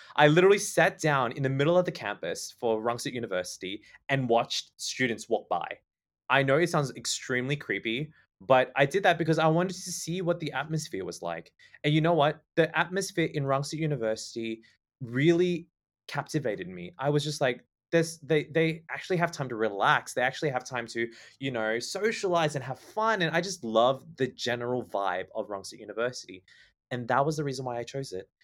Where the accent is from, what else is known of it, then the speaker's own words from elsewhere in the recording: Canberra, Australian Capital Territory, Australia; moved away as an adult; also born or lived in Sydney; now in Thailand; I was born and raised in Canberra